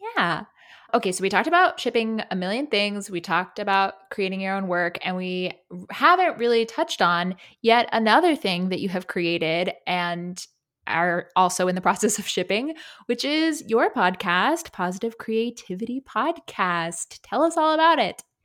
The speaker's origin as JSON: {"language": "English", "region": "South Carolina", "country": "United States", "tie": "born or raised there", "said": "growing up in South Carolina"}